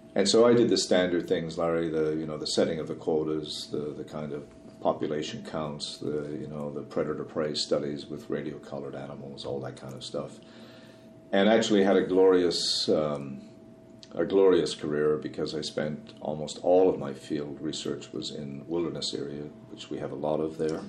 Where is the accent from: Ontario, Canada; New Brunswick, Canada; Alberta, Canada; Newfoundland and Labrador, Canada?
Newfoundland and Labrador, Canada; the world I grew up in in Newfoundland